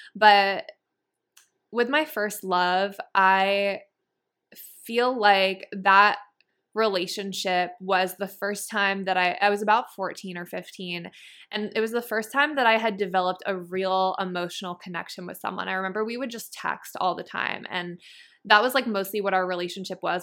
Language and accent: English; Massachusetts, United States; now in San Diego, United States; I grew up in Massachusetts in a really small town